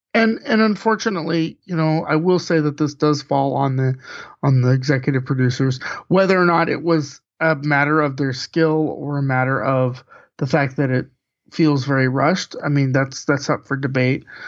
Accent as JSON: {"language": "English", "country": "United States"}